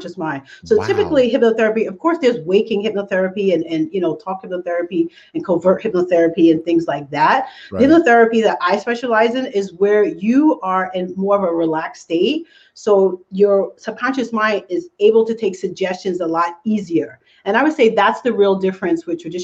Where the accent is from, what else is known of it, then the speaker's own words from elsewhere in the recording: New York, United States; I'm from New York like you guys. So everything is really, really fast